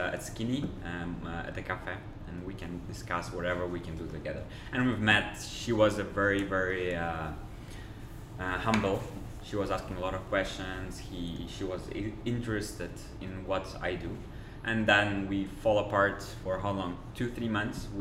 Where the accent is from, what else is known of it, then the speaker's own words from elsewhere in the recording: Uzbekistan; also born or lived in Russia / Switzerland; now in Dubai, United Arab Emirates; I was born in Uzbekistan.